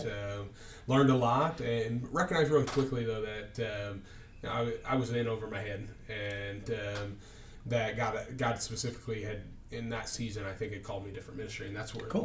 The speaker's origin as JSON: {"language": "English", "town": "Indianapolis", "region": "Indiana", "country": "United States", "tie": "born or raised there", "also_born_or_lived": "Knoxville, Tennessee", "said": "I grew up in Indianapolis, Indiana, uh, west side"}